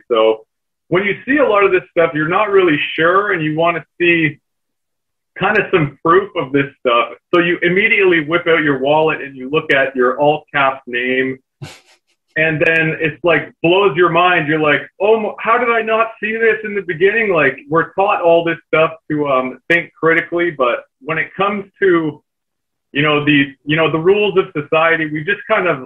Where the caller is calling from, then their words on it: Canada; I'm joining you from the Great White North in snowy Canada right now.